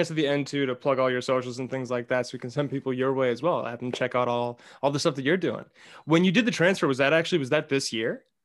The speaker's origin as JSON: {"language": "English", "region": "California", "country": "United States", "said": "I'm this from Southern like, California."}